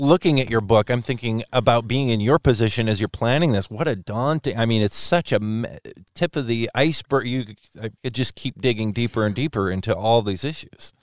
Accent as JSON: {"language": "English", "area": "Whatcom County", "region": "Washington", "country": "United States", "tie": "born or raised there", "said": "as someone who grew up in the farming community here in Whatcom County, I grew up in the North County"}